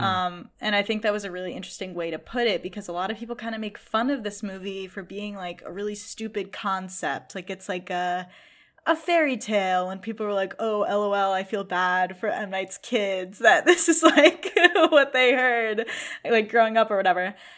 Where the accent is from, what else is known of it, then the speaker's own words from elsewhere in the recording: Boston, Massachusetts, United States; I am from Boston